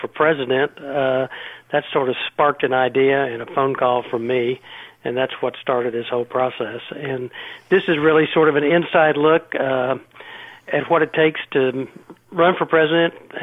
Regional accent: Oklahoma, United States; also born or lived in Washington, D.C. / New York; now in Scottsdale, United States; I'm originally from Oklahoma, but I now spent 30 years on the East Coast in Washington and New York, and I now live in Scottsdale, Arizona.

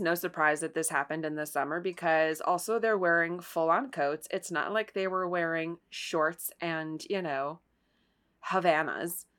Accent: Ohio, United States; I am from Ohio

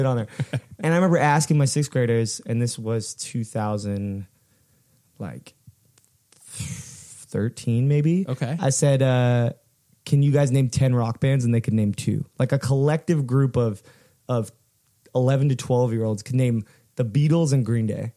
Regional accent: Fullerton, California, United States; we grew up in in in Fullerton

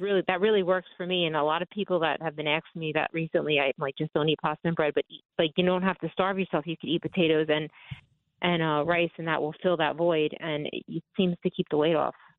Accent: Long Island, on the borderline of Queens, New York, United States; born or raised there

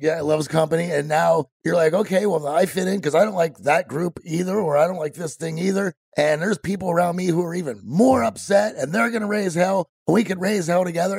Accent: Midwest, United States; growing up in the Midwest

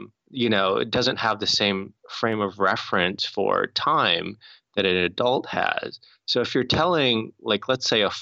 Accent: North Dakota, United States; I grew up in North Dakota

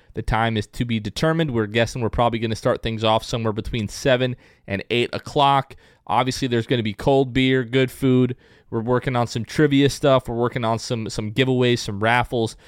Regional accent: Port Richey, Florida, United States; Port Richey, Florida, where I grew up

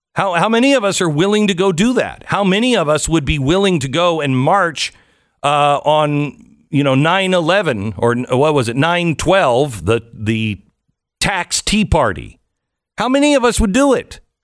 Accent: Pacific Northwest, United States; I grew up in the Pacific Northwest, the home of Weyerhaeuser

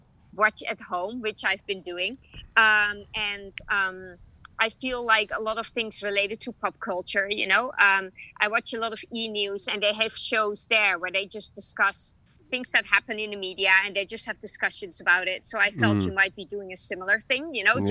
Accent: Amsterdam, North Holland, Netherlands; also born or lived in London / New York; now in Los Angeles, United States; I'm originally from Amsterdam, the Netherlands.

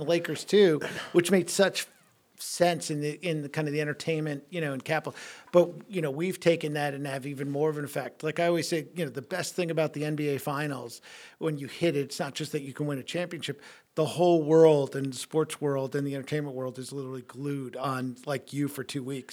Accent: New York, United States; moved away as an adult; now in Milwaukee, United States; growing up in New York

